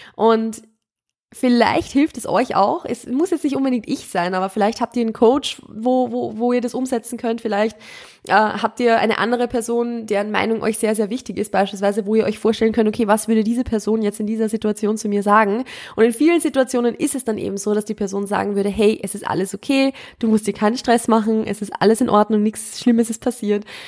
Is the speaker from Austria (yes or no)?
yes; Austria; ich komme ja ursprünglich, ich bin ja aus Österreich und ich komme ursprünglich vom Land